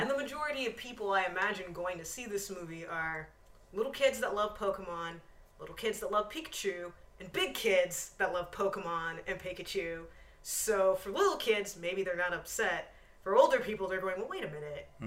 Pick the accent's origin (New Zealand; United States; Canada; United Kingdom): United Kingdom; I can be a villain in anything, and I will get paid a lot of money. also, I'm British.